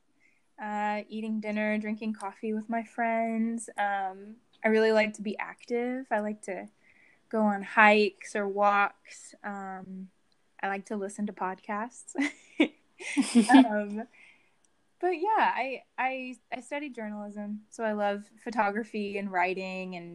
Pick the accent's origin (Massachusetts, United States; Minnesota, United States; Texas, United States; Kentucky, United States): Texas, United States; Dallas; also born or lived in Waco, Texas / New York City; I grew up in Dallas